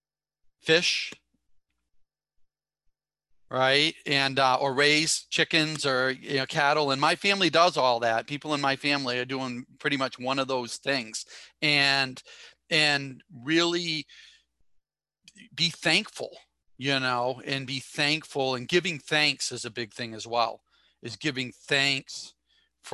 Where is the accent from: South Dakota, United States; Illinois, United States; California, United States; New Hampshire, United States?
New Hampshire, United States; Newmarket; growing up in Newmarket